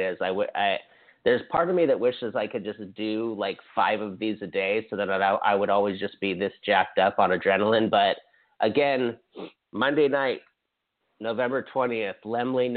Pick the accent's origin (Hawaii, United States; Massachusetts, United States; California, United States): Hawaii, United States; I'm from Hawaii